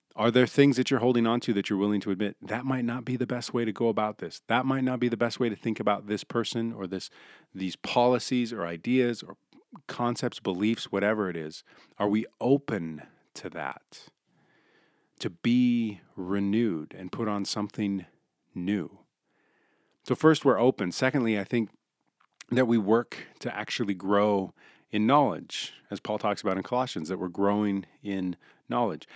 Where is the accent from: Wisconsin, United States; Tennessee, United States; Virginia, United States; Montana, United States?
Montana, United States; Billings; born and raised in Billings